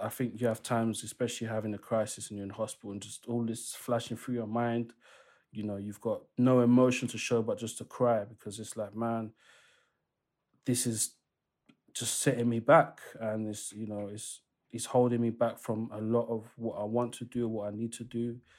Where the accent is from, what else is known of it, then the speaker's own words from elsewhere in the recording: DR Congo; I'm originally from the Democratic Republic of Congo. They are colonized by the Belgians.